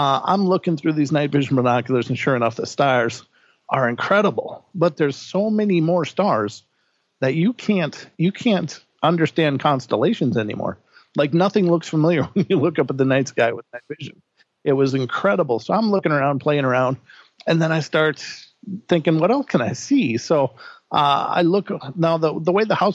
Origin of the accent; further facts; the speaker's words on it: Minnesota, United States; moved away as an adult; now in Idaho, United States; I'm from Minnesota